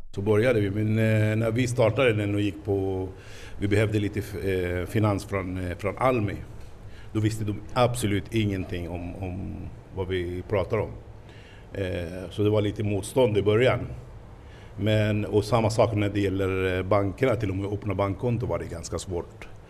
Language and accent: Swedish; Palestine; Swedish is a second language; moved away as an adult; now in Stockholm, Sweden; jag kommer från Palestina.